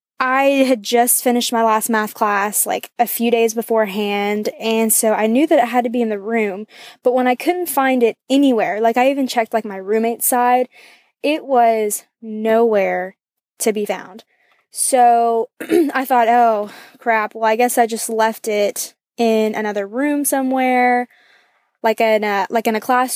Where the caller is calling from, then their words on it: Athens, Georgia, United States; I'm calling from Athens, Georgia.